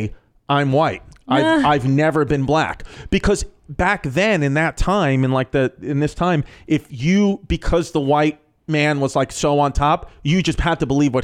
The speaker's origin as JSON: {"language": "English", "region": "New York", "country": "United States", "said": "I'm from New York"}